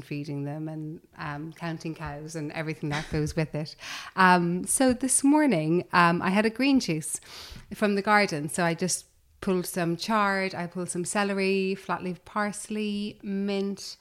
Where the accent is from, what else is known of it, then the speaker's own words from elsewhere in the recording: Cork, Munster, Ireland; also born or lived in London; now in United Kingdom; I grew up in the countryside in Ireland.